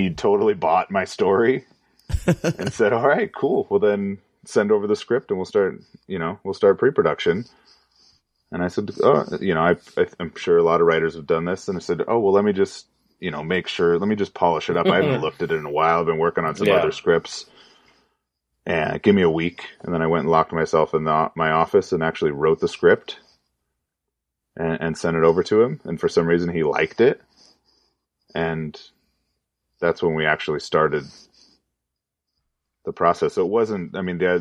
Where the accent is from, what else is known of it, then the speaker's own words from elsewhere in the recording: Orange County, California, United States; I grew up in Orange County, California